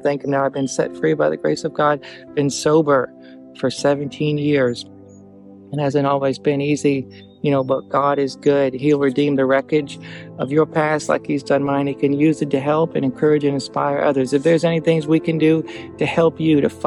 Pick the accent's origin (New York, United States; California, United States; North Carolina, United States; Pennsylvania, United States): North Carolina, United States; Eastern; I grew up in Eastern North Carolina